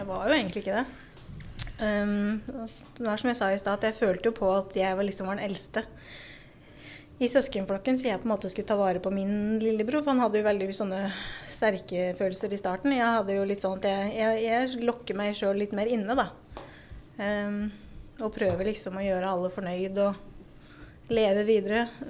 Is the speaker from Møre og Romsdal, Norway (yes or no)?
no; Raufoss, Innlandet, Norway; also born or lived in Gjøvik; før det så er jeg jo fra Raufoss, da. Ble jo født på Gjøvik sjukehus, jeg òg. Bodd på Raufoss med mamma og pappa